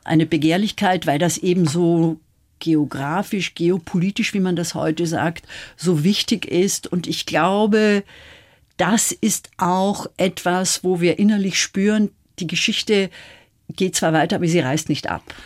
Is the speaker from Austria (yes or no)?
yes; Austria; ich bin Österreicherin